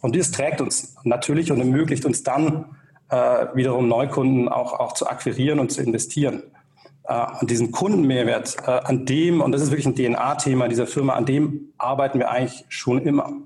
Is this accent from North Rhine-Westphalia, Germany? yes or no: no; Tübingen, Baden-Württemberg, Germany; also born or lived in Berlin; Ich bin tatsächlich aufgewachsen hier in der Region in Tübingen